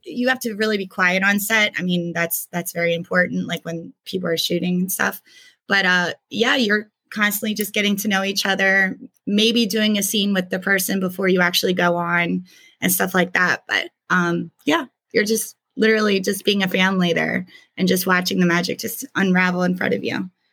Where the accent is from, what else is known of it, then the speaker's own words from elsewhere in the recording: York, Pennsylvania, United States; moved away as an adult; also born or lived in Hanover, Pennsylvania; I was raised in York, Pennsylvania